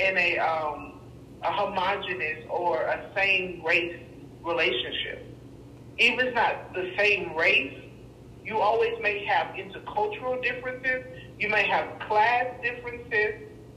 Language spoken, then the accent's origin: English; Texas, United States; moved away as an adult; now in Ontario, Canada; I was born and raised in Texas